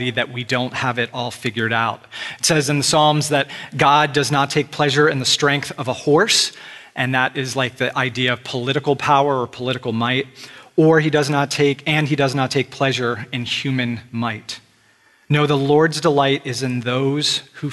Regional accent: United States; we're part of the tribe or the group that is Americans. And it's good to be an American. This is where you're born. Most of us did not have a choice as to being an American. We were born in this land

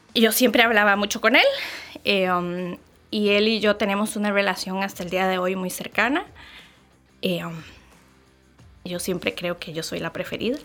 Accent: Santa Bárbara, Heredia, Costa Rica; also born or lived in San José, Costa Rica; Yo soy nacida y crecida en Costa Rica. Em, nací en San José, que es la provincia del país.

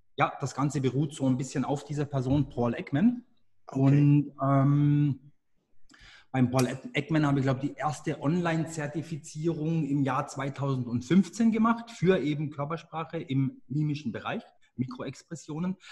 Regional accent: Engen, Baden-Württemberg, Germany; Das ist in Deutschland im wunderschönen Hegau, nicht ganz so weit entfernt vom Bodensee. Äh, dort bin ich auch aufgewachsen

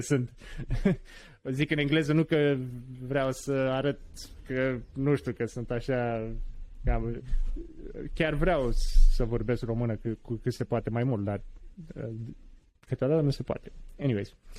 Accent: Romania; also born or lived in Washington DC, United States; now in United States; ca români

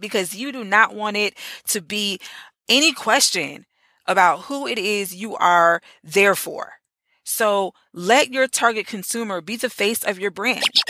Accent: Orlando, Florida, United States; in the great Orlando, Florida. It was only right that I start off this series in my hometown.

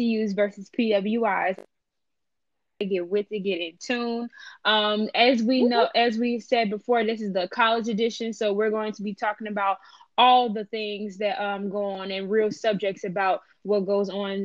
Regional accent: Chicago, Illinois, United States; I am from Chicago, the West

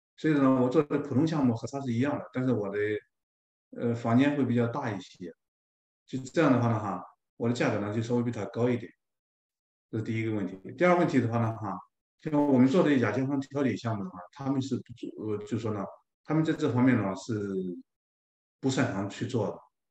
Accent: China; moved away as an adult; now in Toronto, Canada; 我们中国人

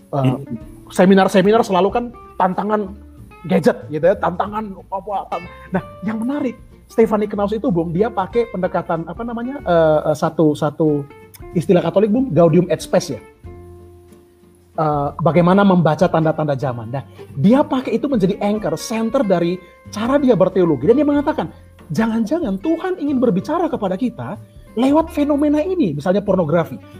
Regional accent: Eastern Indonesia, Indonesia; karena saya dari Indonesia Timur ya daerah daerah Indonesia Timur itu kultur gerejanya justru kultur ekumenikal

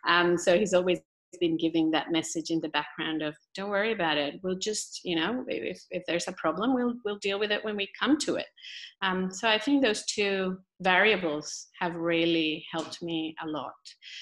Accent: Colombia; moved away as an adult; now in Australia; growing up in Colombia

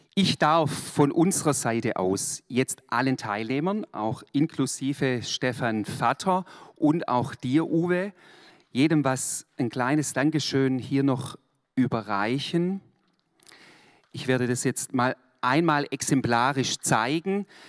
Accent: Swabia, Germany; Ich bin eigentlich Schwabe

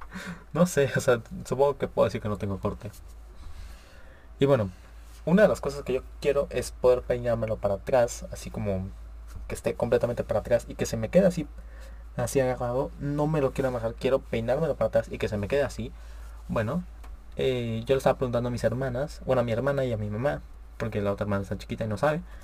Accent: Monterrey, Nuevo León, Mexico; yo soy de Monterrey, Nuevo León

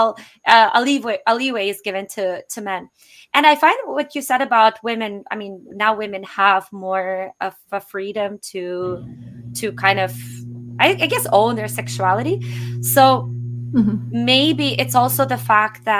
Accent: Russia; moved away; I'm originally Russian

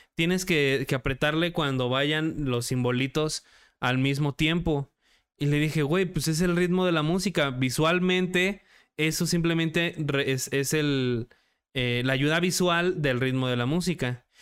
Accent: Mexico; yo como director mexicano

